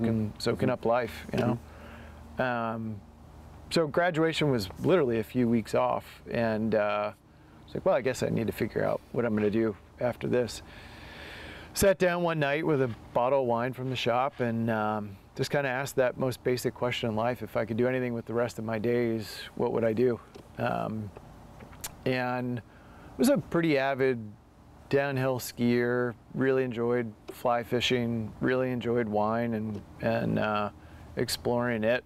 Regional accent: United States; also born or lived in Delaware / Maryland / upstate New York / Dundee, Oregon; now in Oregon, United States; I grew up on the East Coast in Delaware and Maryland

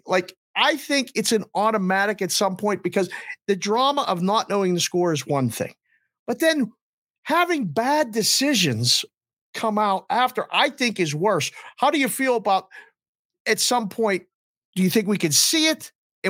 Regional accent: Pittsburgh, Pennsylvania, United States; moved away; I'm from Pittsburgh originally

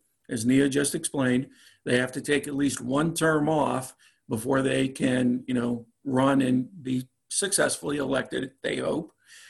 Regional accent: Pennsylvania, United States; now in Virginia, United States; my home state is Pennsylvania.

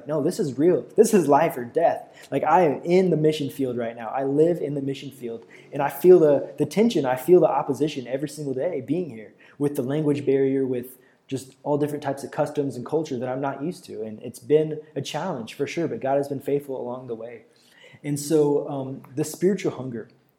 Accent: United States; moved away as an adult; now in Brazil; I've been able to preach in about 15 or 16 different churches in Brazil so far as an American missionary.

